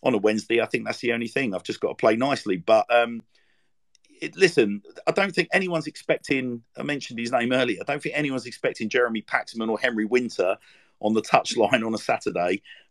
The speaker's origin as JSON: {"language": "English", "region": "London", "country": "United Kingdom", "tie": "born or raised there", "moved": "yes", "said": "I'm from Lewisham."}